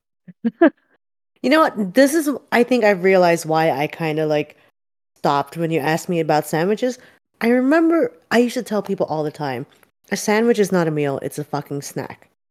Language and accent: English; Philadelphia, Pennsylvania, United States; moved away; I'm from Philly